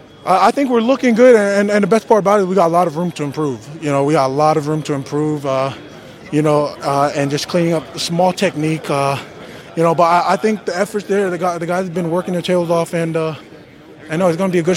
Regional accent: Australia; now in United States; It was actually here in the state of Washington. When I moved out here from Australia, I played for a club, Rainier Highlanders.

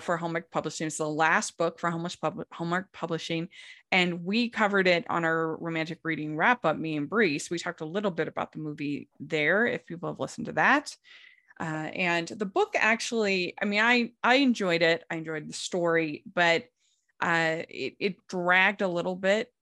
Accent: Puerto Rico; I am from Puerto Rico.

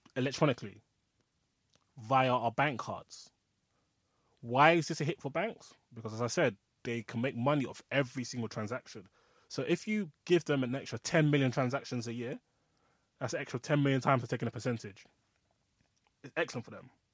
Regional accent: Nigeria; I'm Nigerian

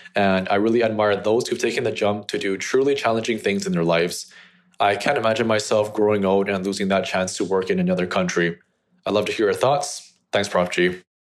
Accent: Vancouver, British Columbia, Canada; a Canadian-born local who has never really lived anywhere else long-term, I've grown bored of my home city

